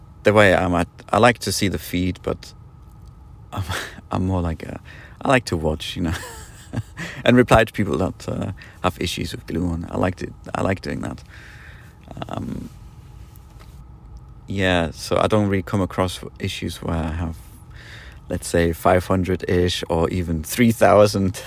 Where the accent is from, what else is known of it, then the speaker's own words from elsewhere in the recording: United Kingdom; now in Poland; I'm British, so I kind of have to stay put where I live right now, so Poland.